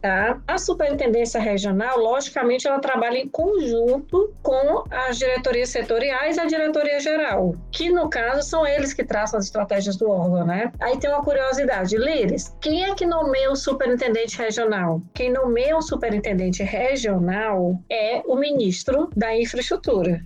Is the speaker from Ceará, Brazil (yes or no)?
yes; Ceará, Brazil; also born or lived in São Paulo; eu sou paulista, mas moro no Ceará há muito tempo, minha família toda é cearense. Eu estudei minha vida toda no Ceará